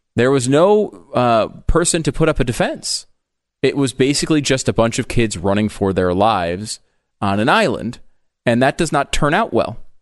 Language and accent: English; Connecticut, United States; I grew up in the Northeast in Connecticut